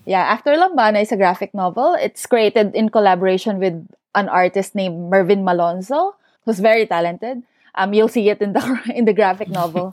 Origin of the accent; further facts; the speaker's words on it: Central Luzon, Philippines; moved away as an adult; also born or lived in Sydney, Australia; I was born and raised in Bulacan in the Philippines